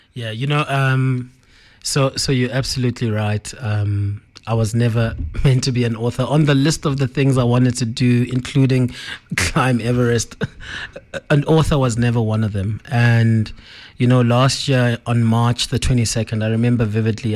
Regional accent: Johannesburg, Gauteng, South Africa; we grew up in Joburg, um, often going to Limpopo 'cause a lot of our family is there.

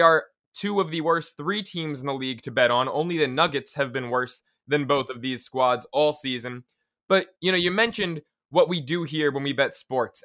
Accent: New York City, New York, United States; I'm a New Yorker

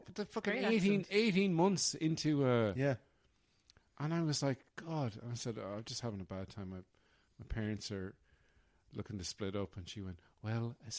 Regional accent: Ireland

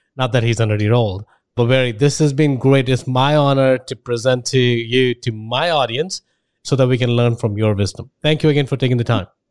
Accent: India; moved away as an adult; now in United States; I grew up in India, and then spent about 22 years there

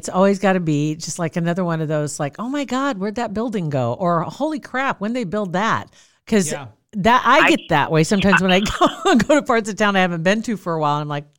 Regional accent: Ashland, Nebraska, United States; I grew up in Ashland

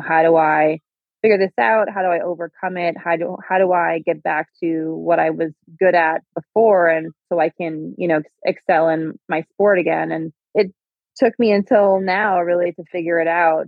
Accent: Minnesota, United States; I am from Minnesota

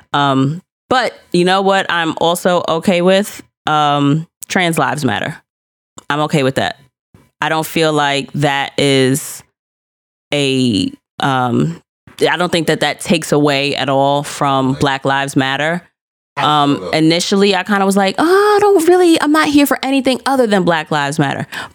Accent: New York City, New York, United States; yep, New York City

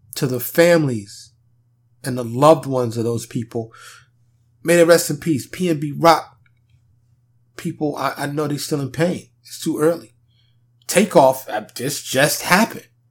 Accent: New York City, New York, United States; now in Dallas, United States; I grew up in New York City, primarily Harlem and the Bronx.

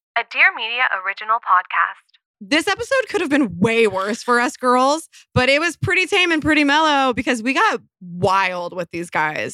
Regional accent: Colorado, United States; I actually was born in Colorado. I grew up in Colorado

